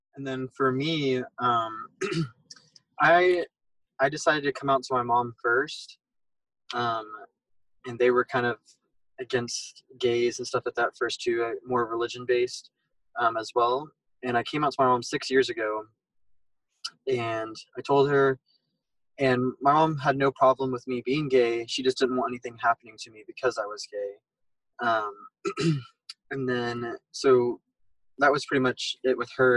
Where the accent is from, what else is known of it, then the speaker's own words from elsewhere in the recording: Fort Worth, Texas, United States; we are from Fort Worth